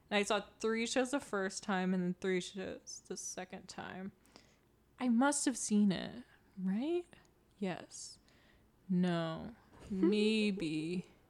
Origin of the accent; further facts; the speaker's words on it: Oregon, United States; we're from Oregon